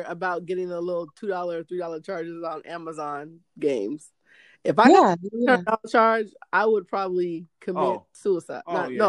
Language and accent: English; the Northwest, Pacific Northwest, United States; moved away; From the Northwest hometown.